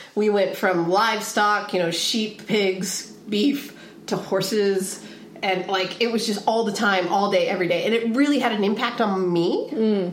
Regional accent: Pacific Northwest, United States; also born or lived in Pismo Beach, California; now in San Diego, United States; I grew up in the Pacific Northwest, but then I also grew up in the northern part of Central California, or okay. sorry, the southern part of Central California, uh-huh. and so like Pismo Beach area.

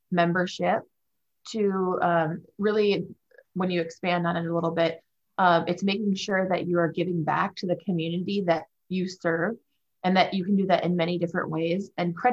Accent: Wisconsin, United States; also born or lived in Minnesota; now in Grand Rapids, United States; Um, well, I, I live here in Grand Rapids, Michigan, which is where our CUSO is based out of. Um, I'm from Wisconsin and Minnesota.

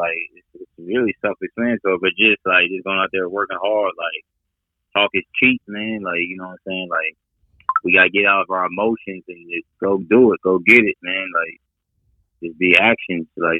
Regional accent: Dallas, Texas, United States; moved away as an adult; also born or lived in France; from Dallas, Texas.

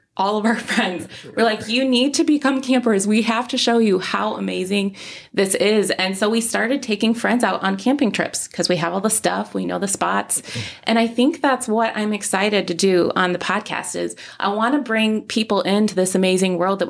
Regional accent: Midwest, United States; We moved to this state and we were like, oh, wow, you can do this year round. We came from the Midwest. You can't camp year round.

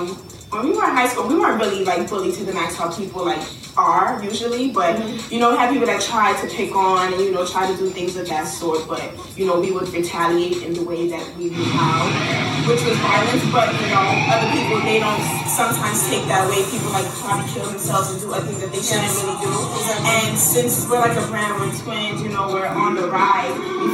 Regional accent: Brooklyn, New York, United States; We are 19-year-old entrepreneurs and we're from Brooklyn, New York.

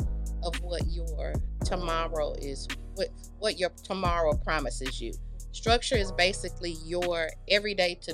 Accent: Houston, Texas, United States; I am originally from Houston

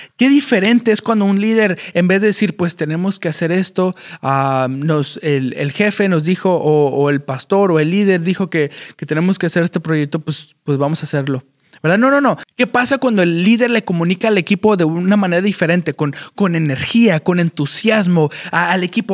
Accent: Chicago, Illinois, United States; moved away as an adult; also born or lived in Mexico City (Nezahualcóyotl), Mexico / Wisconsin, United States; now in Houston, United States; nací en la Ciudad de México, en, la colonia, creo que se le dice, de Neza o Nesa. o a, cuando tenía un año, llegué a Chicago, Illinois, en, los Estados Unidos, y de ahí crecí hasta los 18 años.

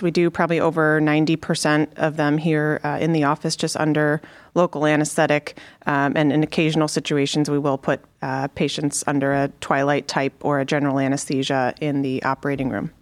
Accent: Connecticut, United States; moved away as an adult; also born or lived in Chicago, Illinois; now in Cleveland, United States; So I'm from the East Coast. I grew up in Connecticut.

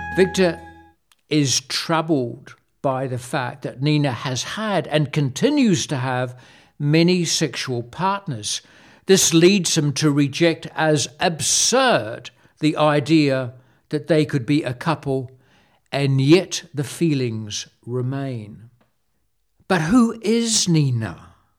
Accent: Wellington, New Zealand; moved away as an adult; also born or lived in France; my dad would take us to see the circus in Wellington, my hometown

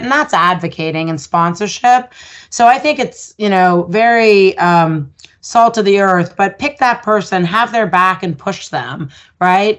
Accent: Ottawa, Ontario, Canada; I grew up in Ottawa

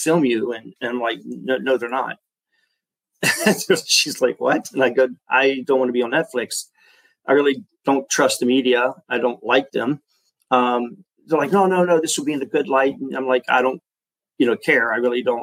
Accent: Florida, United States; moved away as an adult; also born or lived in San Diego, California; I had already moved here back to Florida, my hometown

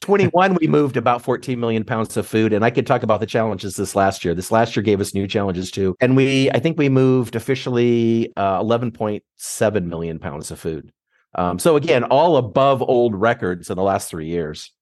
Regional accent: Nebraska, United States; moved away as an adult; now in Michigan, United States; I'm from Nebraska

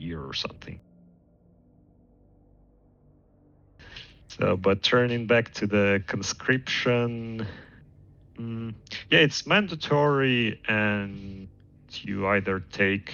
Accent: Estonia; I was born in Estonia, but not in Tallinn. Grew up in a small city

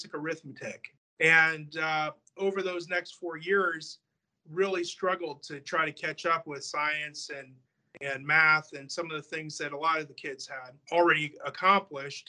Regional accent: Iowa, United States; also born or lived in California; my dad wanted to move to Iowa

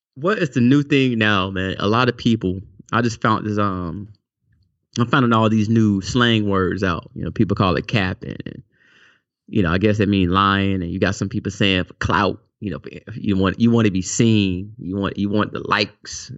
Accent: South Carolina, United States; I'm from South Carolina

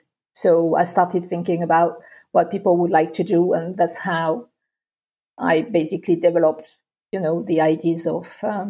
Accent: Marseille, Provence-Alpes-Côte d'Azur, France; born or raised there; English is a second language; also born or lived in London / Versailles; now in Nice, France

